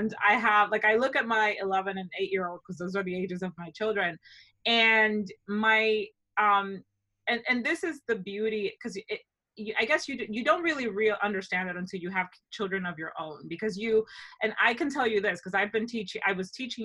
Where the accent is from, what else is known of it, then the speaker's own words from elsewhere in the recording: Dominican Republic; moved away as an adult; also born or lived in Ohio, United States; now in United States; growing up in the Dominican Republic for, you know, a better part of my life